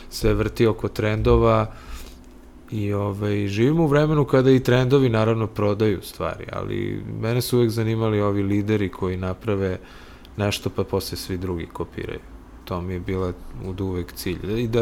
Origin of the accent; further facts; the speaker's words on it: Belgrade, Serbia; also born or lived in Sweden; odavde iz Beograda sam otišao 92 da dovršim studije u Švedsku